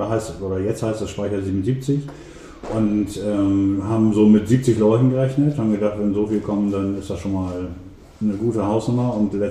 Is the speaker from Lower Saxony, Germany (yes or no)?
yes; Emden, Lower Saxony, Germany; Ja, also ähm, fangen wir mal äh, da an, wo ich aufgewachsen bin, nämlich in ähm, der Seehafenstadt M. Da bin ich auch geboren worden. Und ähm, groß geworden bin ich im Stadtteil ähm, Transvaal.